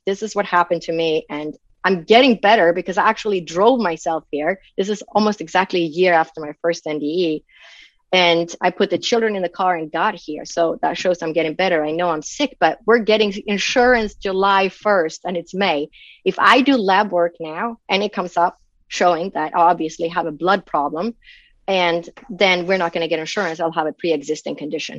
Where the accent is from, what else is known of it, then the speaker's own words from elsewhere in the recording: Sweden; moved away; I grew up in Sweden. So in Sweden, back in when I was born, everybody was a Lutheran automatically